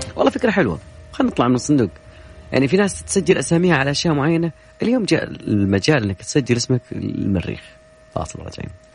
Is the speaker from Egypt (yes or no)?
no; Saudi Arabia; لنا كسعوديين